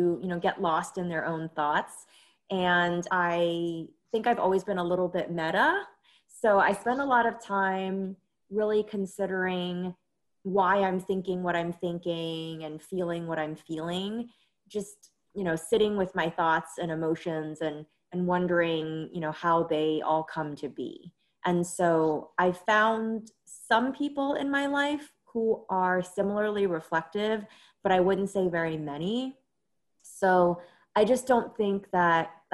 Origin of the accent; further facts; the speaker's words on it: New York City, New York, United States; moved away as an adult; I grew up in New York City, first in Flatbush, Brooklyn, and then in Woodside, Queens